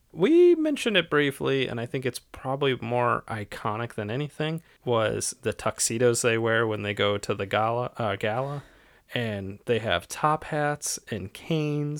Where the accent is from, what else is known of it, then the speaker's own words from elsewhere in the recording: Ohio, United States; I'm from Ohio.